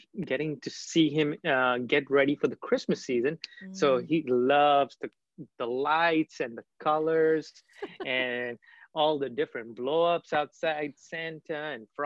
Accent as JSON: {"language": "English", "town": "Kolkata", "region": "West Bengal", "country": "India", "tie": "born or raised there", "said": "I was born and raised in Calcutta, India. I still have family there. Grew up in the beautiful city."}